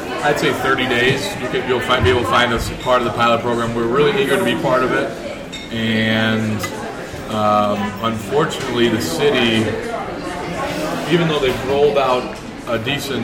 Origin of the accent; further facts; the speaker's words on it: Rochester, New York, United States; I grew up here in Rochester